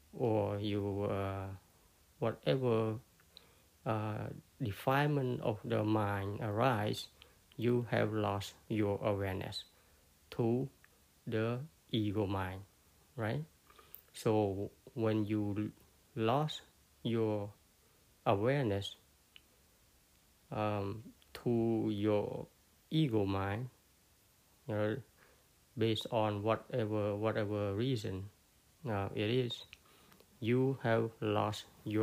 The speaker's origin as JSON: {"language": "English", "country": "Cambodia", "first_language": "Khmer", "second_language": "English", "said": "my language, which is Cambodian, my first language"}